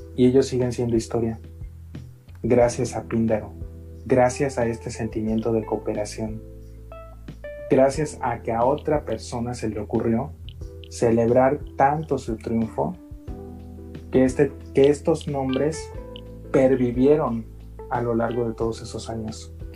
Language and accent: Spanish; Mexico; Tenemos esa identidad nacional como mexicanos